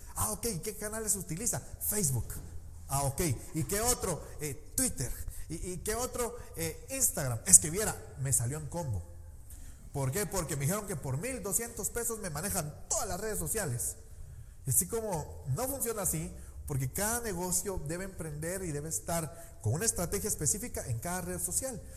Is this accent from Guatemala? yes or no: yes; Guatemala; como típico chapín no salí huyendo